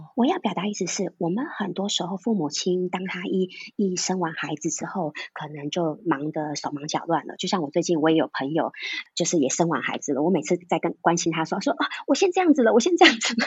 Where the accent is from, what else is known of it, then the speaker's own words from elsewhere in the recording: Taiwan; 我们在台湾都不是每一个人会讲台语，我就是一个亲身例子